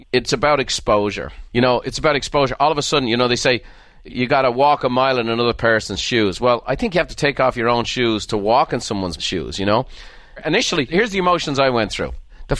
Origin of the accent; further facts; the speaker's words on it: Ireland; like I grew up in Ireland. There was no race issues in Ireland because we had no races.